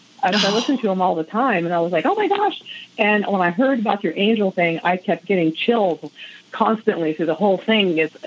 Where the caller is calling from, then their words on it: California, United States; I am calling from the high desert of California near Joshua Tree.